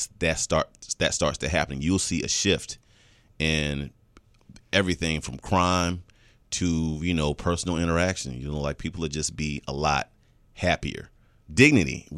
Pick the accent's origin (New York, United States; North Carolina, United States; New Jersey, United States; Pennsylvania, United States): North Carolina, United States; Fayetteville; now in Atlanta, United States; growing up in Fayetteville, North Carolina